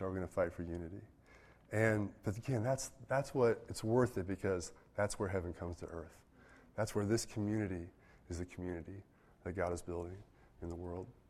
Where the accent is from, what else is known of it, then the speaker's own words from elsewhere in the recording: United States; I'm an American, and I'm of European descent